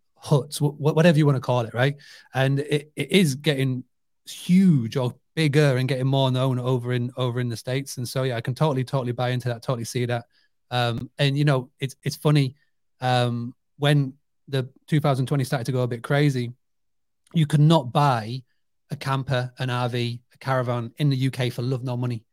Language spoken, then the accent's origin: English; United Kingdom; I grew up on a two-hundred-acre farm, stay business. So it's amazing to me as a British person